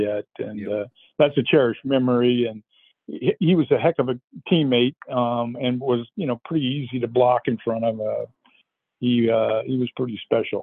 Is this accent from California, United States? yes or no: yes; Los Angeles, California, United States; moved away; I was traded to my hometown, the L.A. Rams